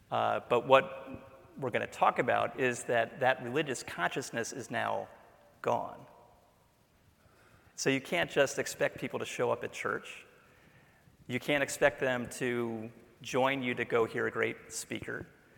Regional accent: Memphis, Tennessee, United States; It was just that I grew up in Memphis. Like most southern U.S. cities in the 1960s, Memphis was overflowing with Christianity.

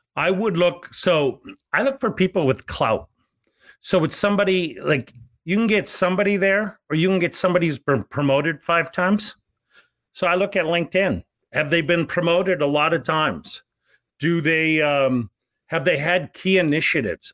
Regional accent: Bismarck, North Dakota, United States; moved away; my hometown of Bismarck, North Dakota

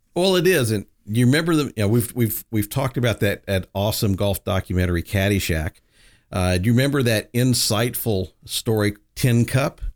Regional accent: the South, United States; moved away; I grew up in the South. I'm a Southern boy

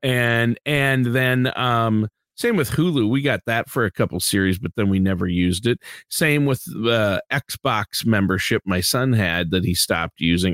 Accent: Minnesota, United States; I'm from Minnesota

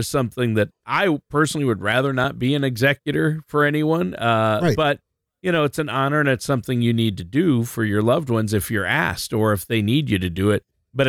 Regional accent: Worthington, Minnesota, United States; I'm from Worthington, Minnesota, the turkey capital of the world.

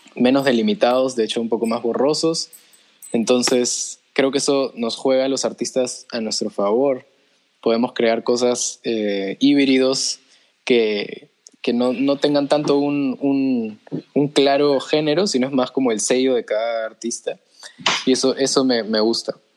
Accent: Peru; first language Spanish; soy peruano, nací aquí, mi, lengua materna es el español

